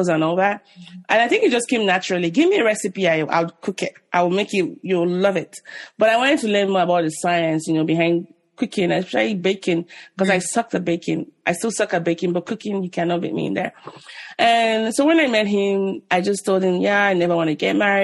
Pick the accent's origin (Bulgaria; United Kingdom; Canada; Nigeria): Nigeria; as a Nigerian, or even an African